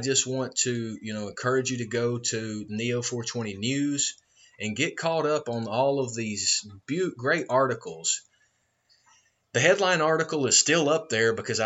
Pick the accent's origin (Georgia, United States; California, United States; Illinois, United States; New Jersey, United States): Georgia, United States; moved away as an adult; also born or lived in outside Atlanta; it probably gives it away from my accent, I am born and raised a country boy from Georgia